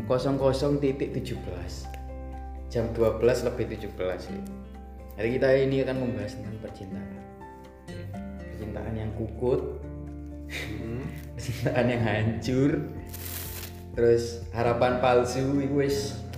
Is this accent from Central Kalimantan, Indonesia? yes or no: no; Malang, East Java, Indonesia; now in Kudus, Indonesia; Karena sini aku orang Malang, Mas Bayu ini orang Nganjuk, tapi kita merantau ke Kudus, kota orang ya, untuk menimba ilmu.